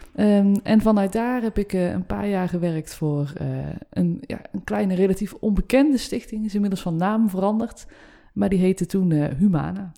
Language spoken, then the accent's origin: Dutch; North Brabant, Netherlands; now in Utrecht, Netherlands; Ik kom uit Brabant, trotse